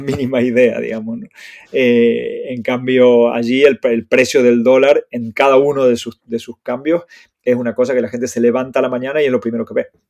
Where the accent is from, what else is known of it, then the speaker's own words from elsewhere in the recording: Argentina; moved away as an adult; now in Spain; yo me fui de Argentina en el 2005, ya hace 17 años